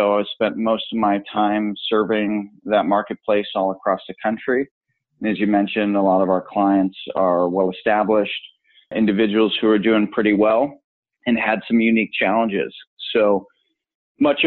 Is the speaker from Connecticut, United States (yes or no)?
no; Buffalo, New York, United States; now in Orange County, California, United States; I grew up right outside of Buffalo, New York